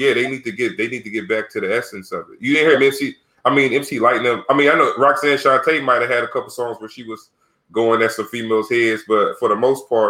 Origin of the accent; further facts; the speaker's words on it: Sacramento, California, United States; I grew up in Sacramento